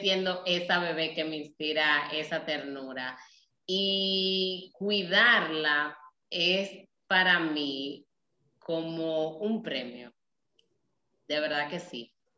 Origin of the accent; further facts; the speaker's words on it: Nagua, María Trinidad Sánchez, Dominican Republic; soy dominicana, vengo de un pueblo costero llamado Nagua